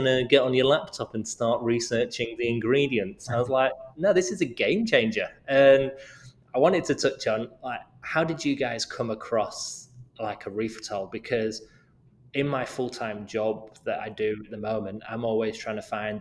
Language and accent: English; United Kingdom; moved away; my home country in the UK